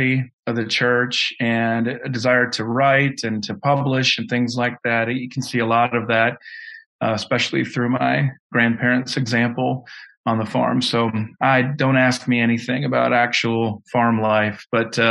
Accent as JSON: {"language": "English", "region": "South Dakota", "country": "United States", "tie": "born or raised there", "moved": "yes", "said": "I'm from the South, as in South Dakota, and grew up on a farm there."}